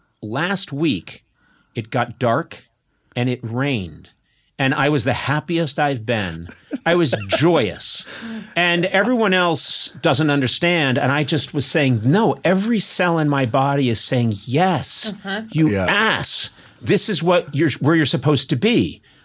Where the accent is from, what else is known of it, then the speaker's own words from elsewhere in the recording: Scotland, United Kingdom; I'm Scottish. No matter how much I love parts of England, I fucking hate England.